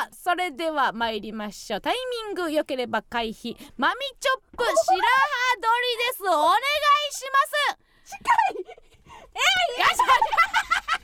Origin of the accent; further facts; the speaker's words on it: Kansai, Osaka, Japan; moved away; 地元大阪・関西